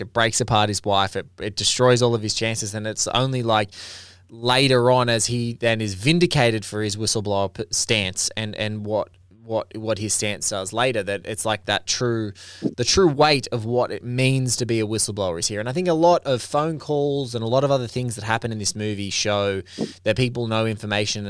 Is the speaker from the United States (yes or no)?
no; Australia; I'm Australian and like I look at our country